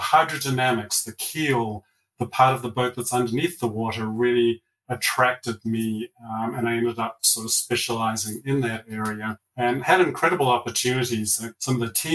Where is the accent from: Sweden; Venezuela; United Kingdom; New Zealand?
New Zealand; now in Colorado, United States; I'm from down south, grew up in New Zealand, had a wonderful childhood and upbringing there